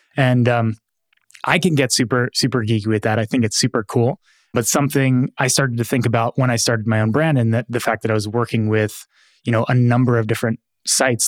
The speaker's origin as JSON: {"language": "English", "town": "Philadelphia", "region": "Pennsylvania", "country": "United States", "tie": "born or raised there", "moved": "yes", "said": "growing up in Philadelphia"}